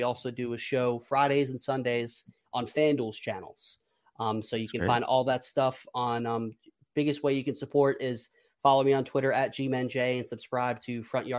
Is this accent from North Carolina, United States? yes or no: yes; North Carolina, United States; also born or lived in New York; born in New York, raised in North Carolina.